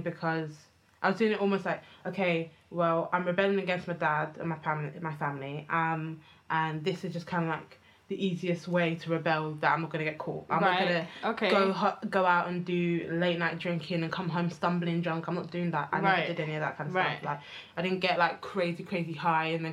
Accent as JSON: {"language": "English", "town": "Enfield", "region": "London", "country": "United Kingdom", "tie": "born or raised there", "said": "me growing up in Enfield"}